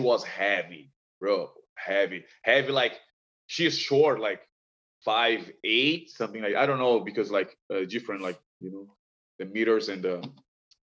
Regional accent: Brazil; moved away; I'm from Brazil

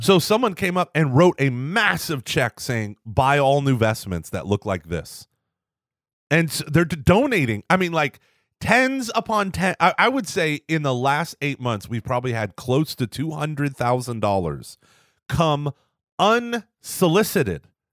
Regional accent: Texas, United States; I'm a Texan

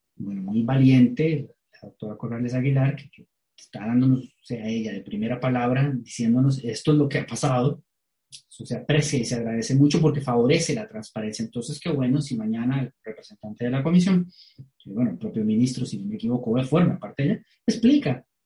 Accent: Costa Rica; como costarricenses

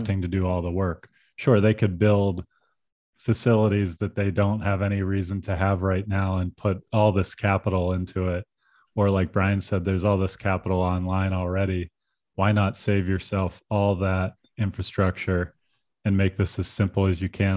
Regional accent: Pennsylvania, United States; I grew up in Pennsylvania

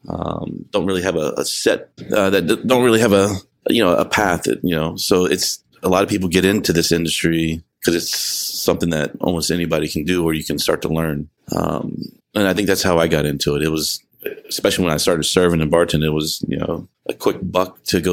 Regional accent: New Orleans, Louisiana, United States; Yeah, I grew up in New Orleans or outside, right outside. I was a military brat.

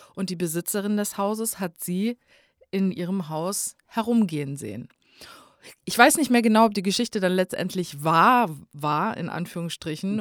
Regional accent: North Hesse, Germany; Bei uns in Nordhessen ähm, da gibt es manche Leute, die sehr extrem so nordhessisches Platt reden

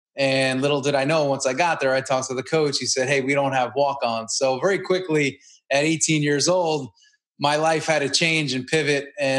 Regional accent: Long Island, New York, United States; moved away as an adult; also born or lived in Tampa, Florida; I grew up on Long Island, and, you know, I went to Queens College for a year.

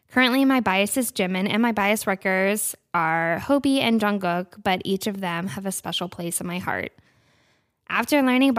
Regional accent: New Hampshire, United States; I'm 19 from New Hampshire.

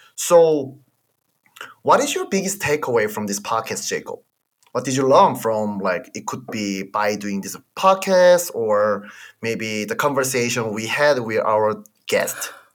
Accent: South Korea; English is a second language; moved away as an adult; now in United States; I'm from Korea

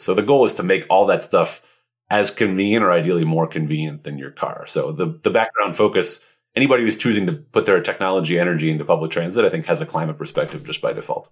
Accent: Montreal, Quebec, Canada; I grew up in Montreal, which is one of the best transit cities in North America.

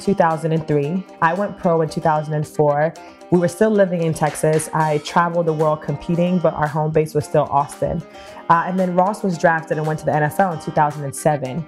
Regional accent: Kingston, Jamaica; moved away; I was born in Kingston, Jamaica

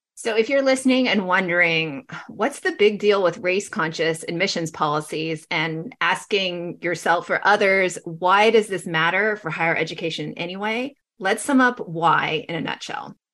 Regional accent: Los Angeles, California, United States; now in Bay Area, United States; I grew up in Los Angeles, you know, in a predominantly white and Asian community.

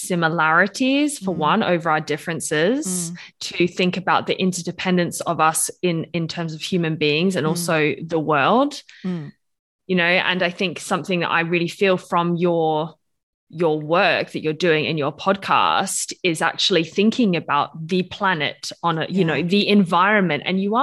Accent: Australia; now in Switzerland; I'm Australian, British, I live in Switzerland.

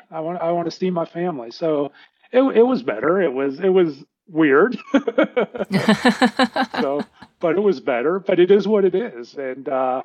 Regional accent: Pittsburgh, Pennsylvania, United States; now in Dallas, United States; We grew up in Pittsburgh, and my dad lived across the street from me here in Dallas

